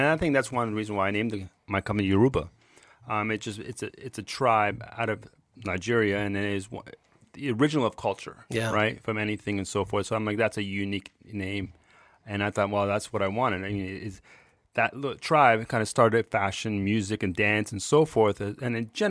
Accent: Ontario, Canada; But I'm like, I grew up in Toronto, just a suburb of Burlington, Ontario.

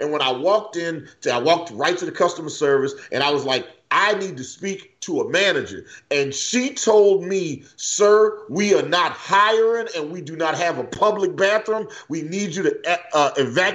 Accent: the South, United States; I grew up in the South. I'm used to racism.

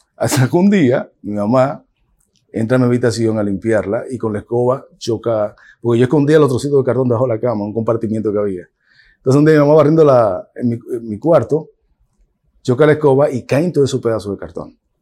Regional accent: Dominican Republic; now in United States; mulatito, chaparrito, dominicano

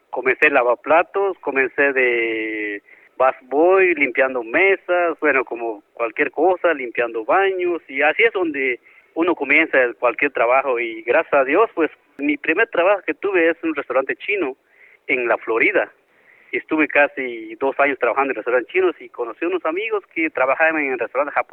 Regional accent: Guatemala; now in Brush, United States; A triunfar como todo sueño americano y a seguir adelante.

